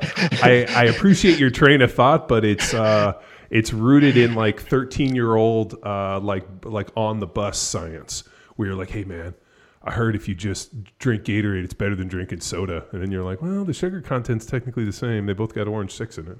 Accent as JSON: {"language": "English", "region": "California", "country": "United States", "moved": "as an adult", "lives_now": "Texas, United States", "said": "I'm from California. We've been out here in Texas for a little, over four years"}